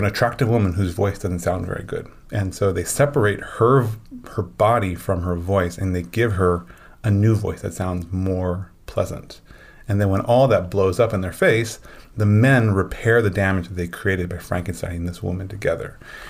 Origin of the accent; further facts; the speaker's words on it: Midwest, United States; just because I grew up in the Midwest where like the term feminist was like seen as a bad thing.